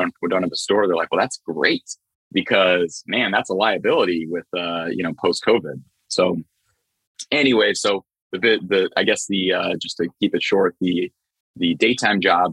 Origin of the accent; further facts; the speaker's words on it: Cleveland, Ohio, United States; I'm from Cleveland, Ohio.